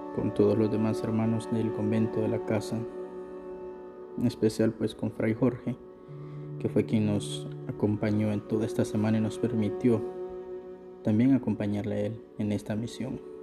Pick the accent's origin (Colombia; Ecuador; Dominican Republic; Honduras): Honduras; San Pedro Sula, Cortés; yo regresé a mi ciudad natal, San Pedro Sula